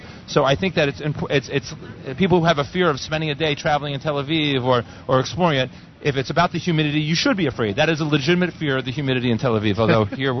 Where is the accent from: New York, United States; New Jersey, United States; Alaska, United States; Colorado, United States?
New Jersey, United States; Cherry Hill; moved away; She is from my hometown in Cherry Hill.